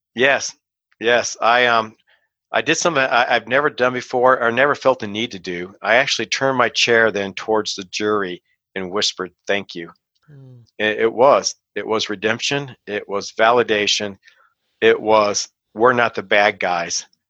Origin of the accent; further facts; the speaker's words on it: Kansas City, United States; moved away as an adult; also born or lived in Decatur, Illinois / Chicago; I got transferred right before the trial started to my hometown of Kansas City